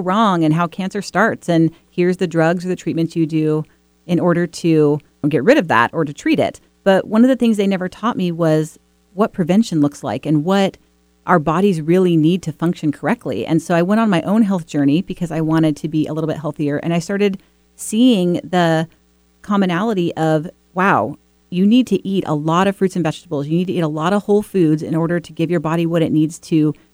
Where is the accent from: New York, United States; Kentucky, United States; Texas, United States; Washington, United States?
Washington, United States; born and bred in Washington State.